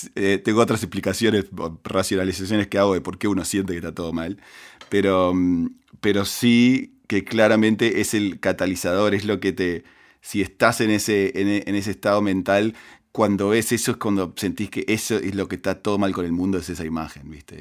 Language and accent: Spanish; Uruguay; moved away as an adult; now in United States; yo crecí en Uruguay